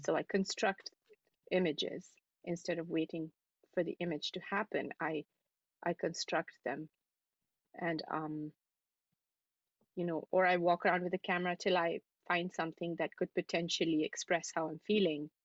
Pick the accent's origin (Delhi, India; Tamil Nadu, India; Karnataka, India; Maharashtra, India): Delhi, India; New Delhi; moved away as an adult; also born or lived in Dubai; now in New York City, United States; I'm from New Delhi. I'm from India. Um, and um, yeah, I was born in in New Delhi, and I lived there for um, for most of my life